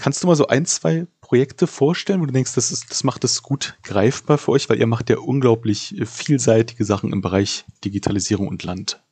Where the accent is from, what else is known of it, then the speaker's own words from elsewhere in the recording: Berlin, Germany; als Berliner, der ich auch bin